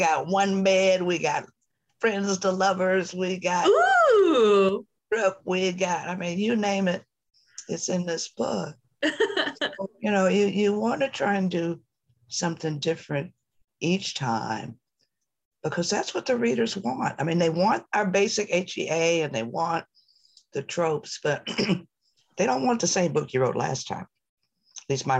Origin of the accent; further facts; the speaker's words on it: Detroit, Michigan, United States; I was born and raised in Detroit.